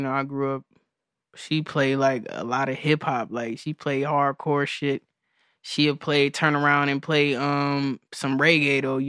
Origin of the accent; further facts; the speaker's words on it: Clarksville, Tennessee, United States; I'm from like a lot of places. I'm from Clarksville, Tennessee, originally.